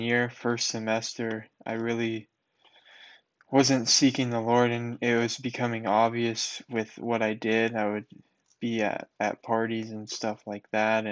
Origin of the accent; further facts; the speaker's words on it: North Carolina, United States; I was raised in North Carolina